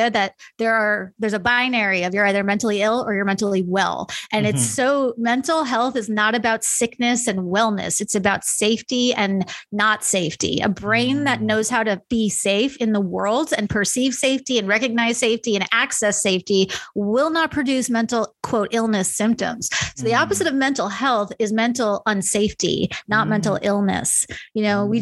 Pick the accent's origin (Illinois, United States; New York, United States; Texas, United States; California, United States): New York, United States; now in Kansas City, United States; I grew up in New York